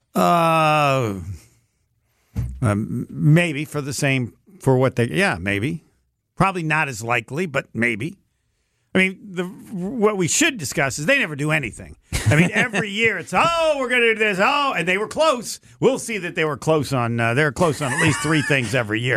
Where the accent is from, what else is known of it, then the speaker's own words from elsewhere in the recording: Indiana, United States; I'm from Indiana.